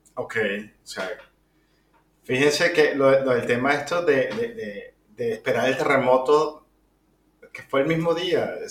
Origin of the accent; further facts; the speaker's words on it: Venezuela; Nosotros somos venezolanos